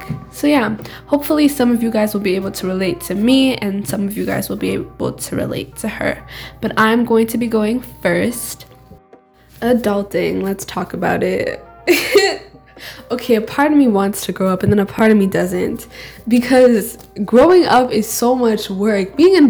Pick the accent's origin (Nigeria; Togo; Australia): Nigeria; accent: Nigerian; And you'll hear my white accent, right? It's hard for my Nigerian accent to come out when I'm not with Jomi, but it's fine.